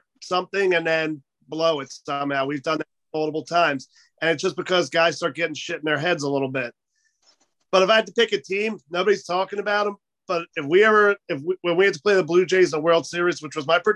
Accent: Philadelphia, Pennsylvania, United States

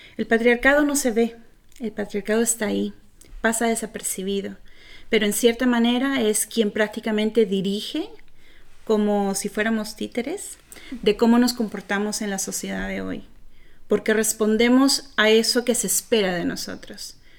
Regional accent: Peru; moved away; cuando yo vivía en Perú

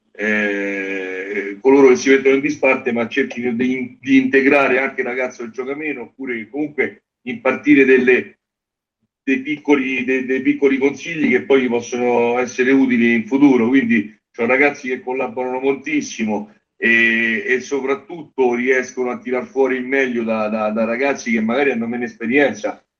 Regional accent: Genazzano, Lazio, Italy; io sono di Genazzano

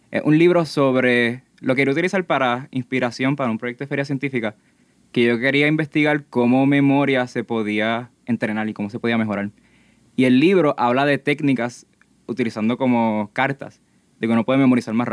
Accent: Gurabo, Puerto Rico; yo soy del pueblo de Gurabo, estoy estudiando en el Colegio Radiance y actualmente estoy en la Escuela Superior.

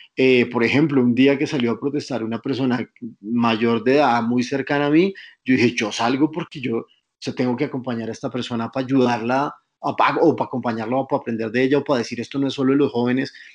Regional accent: Colombia; nos queremos pensar como, los, como colombianos

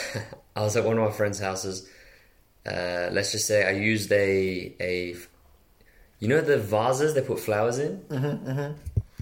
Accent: Iran; where are you from? I'm like, Iran

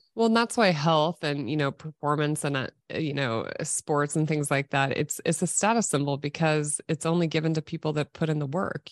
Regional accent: Nebraska, United States; I was born and raised in Nebraska, grew up as an athlete

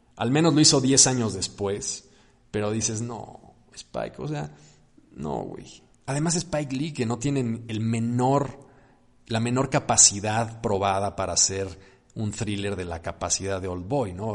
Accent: Mexico; los mexicanos

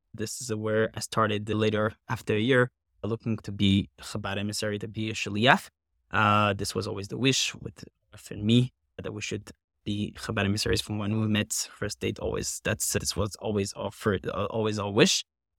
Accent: Paris, Île-de-France, France; moved away as an adult; now in Valley Stream, United States; I actually come from Paris, France

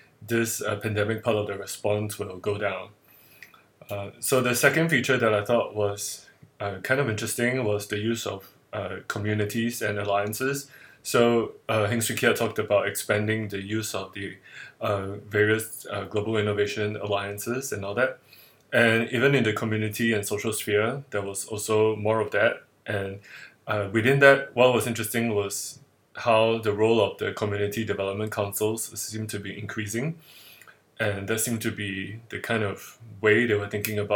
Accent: Singapore; I'm based in Singapore, and I'm Singaporean

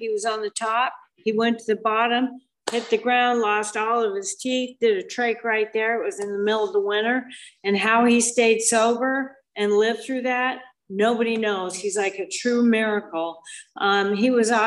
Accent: Moab, Utah, United States; moved away as an adult; also born or lived in Scottsdale, Arizona; I was raised in Moab, Utah until I was 19.

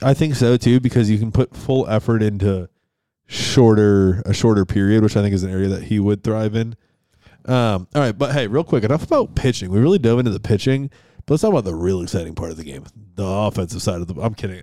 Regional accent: Rochester, New York, United States; moved away; growing up in Ro, uh, in Rochester.

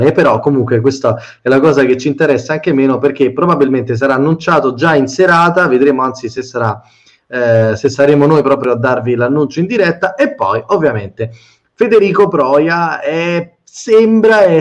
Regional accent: Rome, Lazio, Italy; io abito sotto la linea gotica, da romano sono scaramantico

